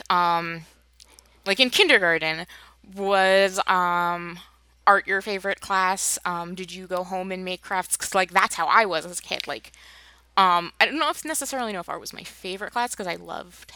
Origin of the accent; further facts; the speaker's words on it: New Jersey, United States; now in Michigan, United States; we grew up in New Jersey on the East Coast, and we moved out to Michigan